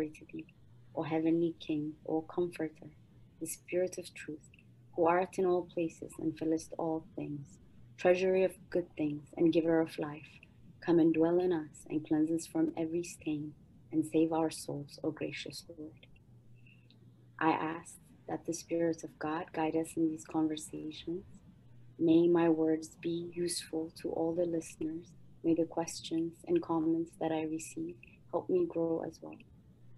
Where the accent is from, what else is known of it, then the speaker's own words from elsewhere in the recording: Ethiopia; moved away; I'm originally from Ethiopia